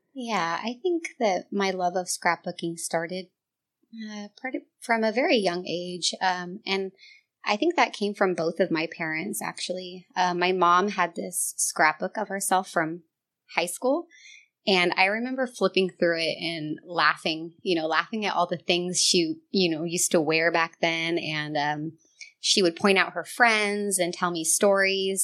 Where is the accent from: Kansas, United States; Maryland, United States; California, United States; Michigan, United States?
California, United States; Northern; moved away as an adult; I grew up here in Northern California. Um, I moved around a lot, um, but eventually moved back to my hometown